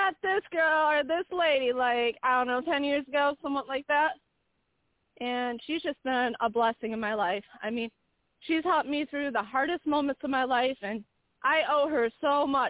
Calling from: Michigan, United States; I'm …. I'm calling from Michigan.

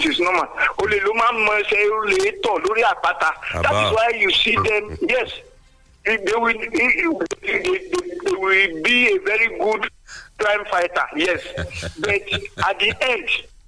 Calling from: Nigeria; I'm calling from Songo.

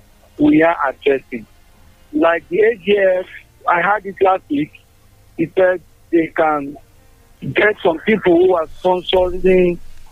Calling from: United States; Mr. Alan, I'm calling from America.

